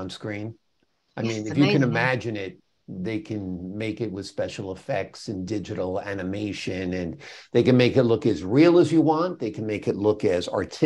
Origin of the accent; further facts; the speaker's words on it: New Rochelle, New York, United States; I was raised in New Rochelle